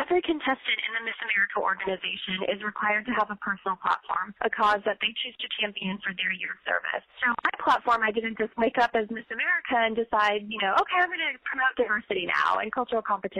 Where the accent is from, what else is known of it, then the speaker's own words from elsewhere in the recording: Syracuse, New York, United States; born there; also born or lived in India; I was born in Syracuse, New York, but when I was 6 months old, my grandparents actually raised me in India for 2 years.